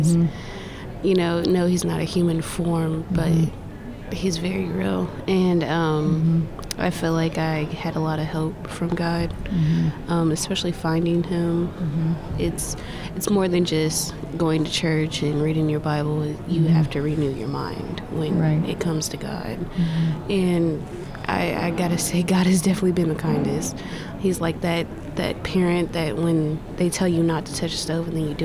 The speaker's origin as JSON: {"language": "English", "town": "Carbondale", "region": "Illinois", "country": "United States", "tie": "born or raised there", "moved": "yes", "said": "I was born in Carbondale, Illinois, on July 9th, in 1989. It was okay, I guess. I really didn't spend too much time there, but normal place to grow up"}